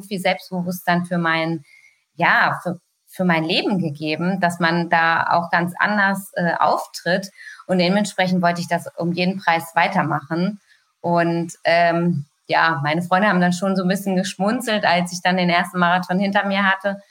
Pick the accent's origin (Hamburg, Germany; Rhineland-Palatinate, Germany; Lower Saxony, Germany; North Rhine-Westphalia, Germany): Lower Saxony, Germany; Hanover; ich selber als Hannoveraner hat man natürlich immer äh, sozusagen auf der anderen Seite gestanden